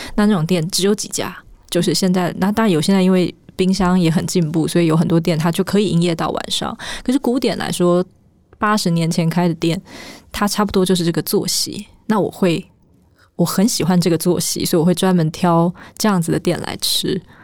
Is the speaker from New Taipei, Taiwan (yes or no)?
yes; village on the border of Wugu and Luzhou, New Taipei City, Taiwan; 我们家住在台北的边陲地带，就是我们在新北市的五股跟泸州交界处一个小小的村庄，那我们那个地方以前是会淹水的，所以不太有人住在那里